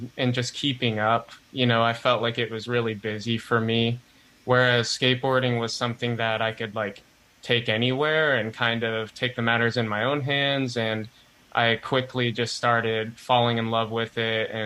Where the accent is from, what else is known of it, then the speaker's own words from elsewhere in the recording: Indiana, United States; I am from Indiana. I currently live in Bloomington, Indiana